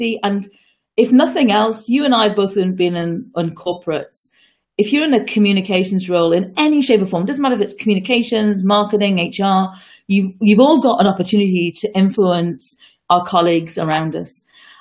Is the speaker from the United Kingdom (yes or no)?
yes; United Kingdom; moved away; You can probably hear from my accent that I was born and brought up, certainly for the first part of my early life in the UK